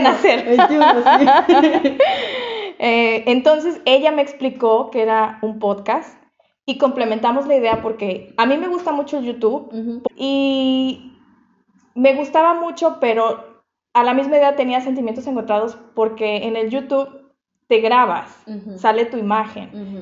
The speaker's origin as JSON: {"language": "Spanish", "country": "Mexico", "moved": "yes", "lives_now": "Belgium", "said": "soy mexicana y vivo en Bélgica"}